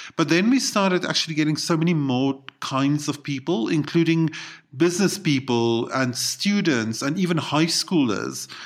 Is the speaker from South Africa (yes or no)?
yes; South Africa; also born or lived in Japan; I count myself as South African